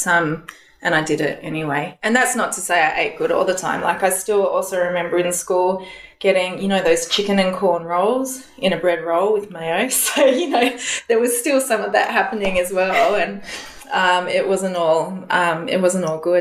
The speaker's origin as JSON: {"language": "English", "town": "Canberra", "region": "Australian Capital Territory", "country": "Australia", "tie": "born or raised there", "also_born_or_lived": "Indonesia / New Zealand", "moved": "as an adult", "lives_now": "Sydney, Australia", "said": "So I was born in Canberra and then at about 4 months of age, we went over to Indonesia and we were there for 3 years or so. And then back to Canberra for school"}